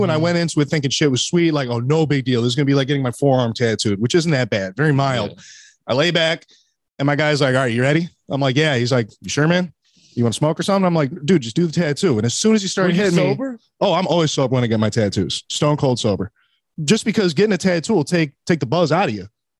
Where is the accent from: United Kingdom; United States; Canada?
United Kingdom; But I'm also British, so I'm like limey.